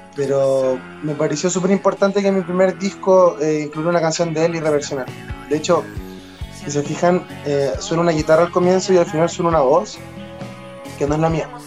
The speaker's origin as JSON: {"language": "Spanish", "town": "Concepción", "region": "Biobío", "country": "Chile", "tie": "born or raised there", "also_born_or_lived": "Santiago", "moved": "yes"}